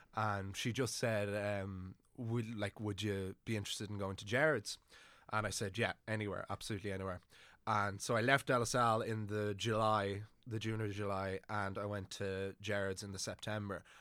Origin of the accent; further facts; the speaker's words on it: Wicklow, Leinster, Ireland; moved away as an adult; now in Dublin, Ireland; I'm from Wicklow originally, but I didn't have a, an amazing time growing up there